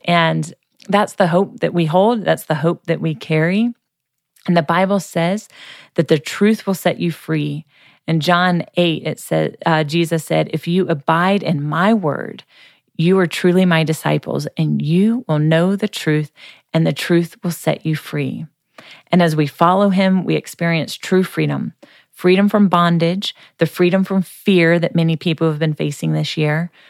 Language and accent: English; Boone, North Carolina, United States; Appalachian State University, which is in my hometown of Boone, North Carolina